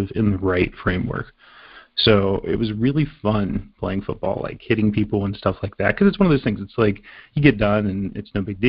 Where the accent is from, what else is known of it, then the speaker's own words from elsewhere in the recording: southern West Virginia, United States; now in Pittsburgh, United States; I grew up in southern West Virginia